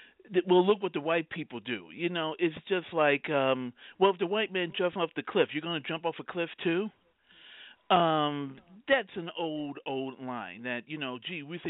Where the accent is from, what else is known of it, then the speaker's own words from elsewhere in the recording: United States; We are particularly American